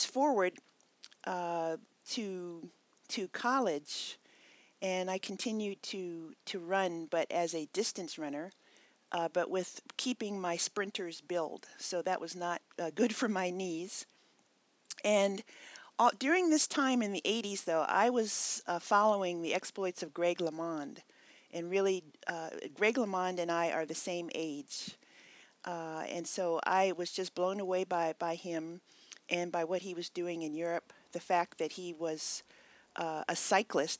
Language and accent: English; Hawaii, United States; moved away as an adult; also born or lived in Texas / Santa Barbara, California; now in Redlands, United States; I was living in Hawaii, where I grew up